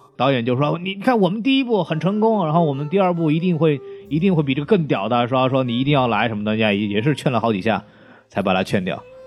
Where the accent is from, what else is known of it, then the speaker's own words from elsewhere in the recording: China; 我们中国人